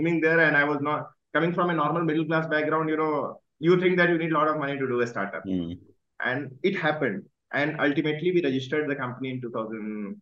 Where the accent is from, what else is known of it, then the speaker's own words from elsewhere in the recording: Northeast India, India; moved away; also born or lived in Uttar Pradesh; I was born in a small village in UP. Mm-hmm. I grew up in Northeast